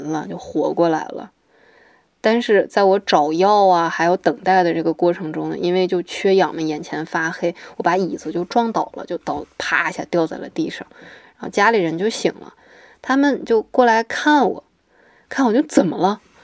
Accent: Hohhot, Inner Mongolia, China; moved away; also born or lived in Changchun; 今年二十九岁，我来自呼和浩特，是一个即将毕业的环境社会学专业的博士生

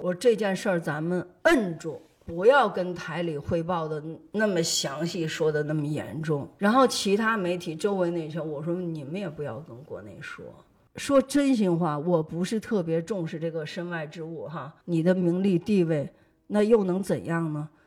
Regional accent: China; 我们中国人

